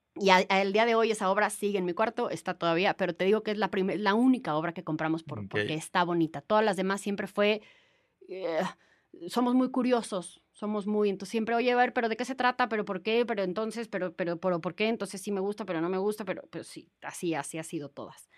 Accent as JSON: {"language": "Spanish", "country": "Mexico", "said": "como mexicanos"}